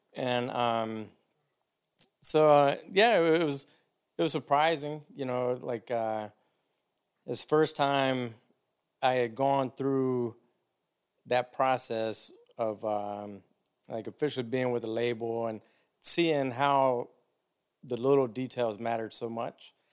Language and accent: English; Demopolis, Alabama, United States; moved away; also born or lived in Auburn, Alabama; A little town called Demopolis, Alabama.